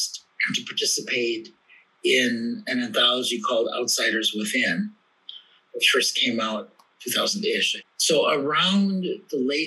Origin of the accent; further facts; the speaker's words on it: Milwaukee, Wisconsin, United States; also born or lived in South Korea; So I was born in South Korea in 1960. I was adopted along with my twin brother by white American parents of Norwegian and German descent. That's my Norwegian name. And we were raised in Milwaukee, Wisconsin in the 1960s and 70s